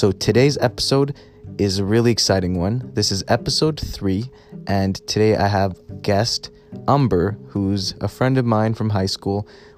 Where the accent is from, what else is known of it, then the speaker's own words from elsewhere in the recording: Alberta, Canada; growing up in an area, you know, growing up in Alberta, Canada, as minorities